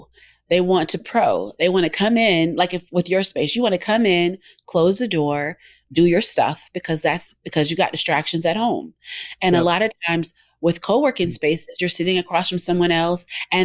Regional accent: Southern United States, United States; And a lot of it, I'm from the South. And so that's how, you know, that's Southern hospitality

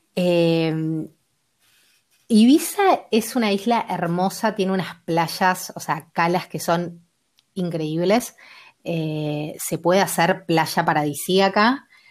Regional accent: Argentina; also born or lived in Mar del Plata / Bolivia; Yo soy de Argentina, eh, vivo en Mar del Plata

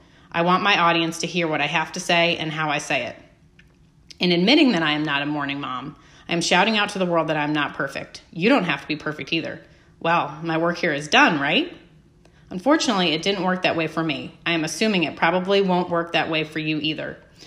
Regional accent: New Jersey, United States; I'm originally born and raised in New Jersey, but I've lived in the Midwest for almost as much time as I have spent in Jersey. Before you ask, I have never had what people refer to as a Jersey accent.

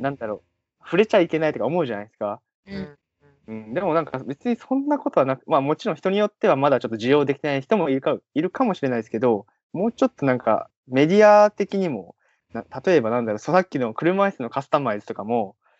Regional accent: Kagawa, Japan; moved away as an adult; now in Tokyo, Japan; 僕は地元香川県なんですけど、うんうん、香川から上京して

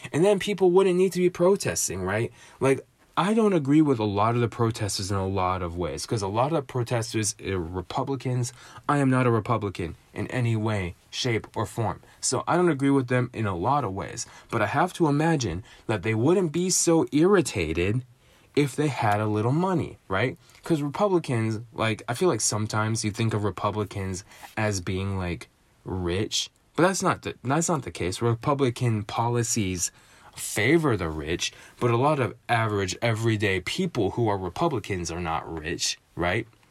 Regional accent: United States; my, my home and native land, I was born in America, I live in America, I've spent ninety-nine percent of my life in America.

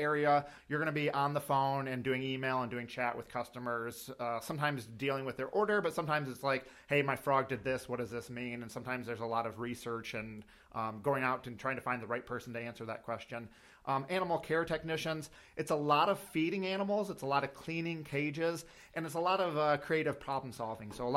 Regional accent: Jackson, Michigan, United States; also born or lived in Owosso, Michigan; now in Fowlerville, United States; I grew up in Jackson, Michigan, in the suburbs of Jackson

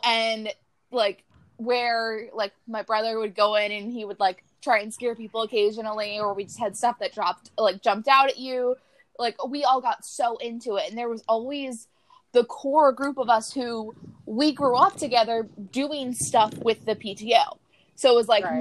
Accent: Florida, United States; I grew up in Florida

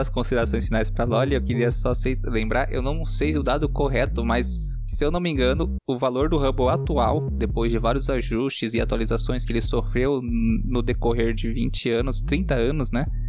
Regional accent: São Paulo, Brazil; also born or lived in Rio Grande do Sul; Sou paulista.

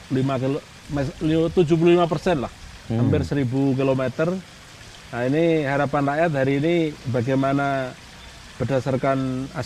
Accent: Blora, Central Java, Indonesia; born there; kita dilahirkan di Blora ini Blora ini terkenal sebagai kota pensiunan.

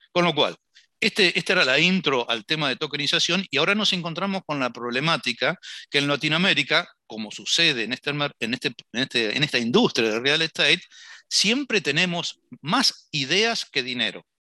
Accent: Argentina; como latinoamericanos y en particular argentinos

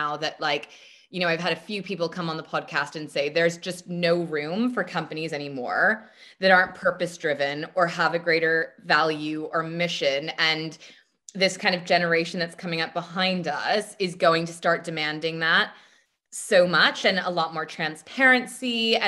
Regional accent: United States; moved away; also born or lived in United Kingdom; I'm American, even though I lived there for so long

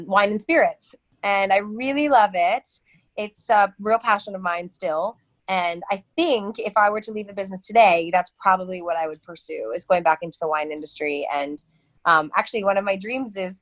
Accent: Cincinnati, Ohio, United States; moved away as an adult; also born or lived in Cleveland, Ohio; I grew up about 4 hours away in Cincinnati, down a little farther south in Ohio.

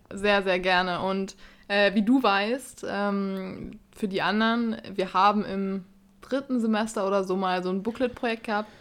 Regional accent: Bavaria, Germany; bei uns in Bayern

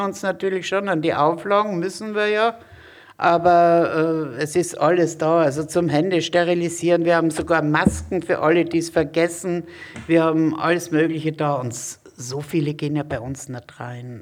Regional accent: Graz, Styria, Austria; now in Hamburg, Germany; Ich komme aus Graz.

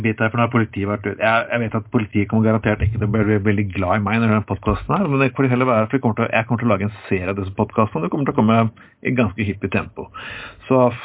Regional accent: Telemark, Norway; Jeg har vokst opp i Telemark på 80-tallet.

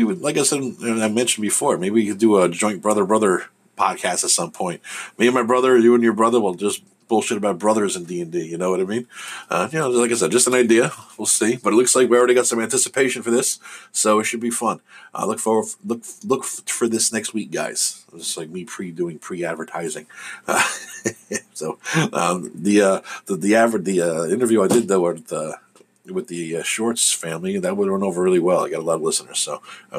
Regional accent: New Jersey, United States; I'm from Jersey

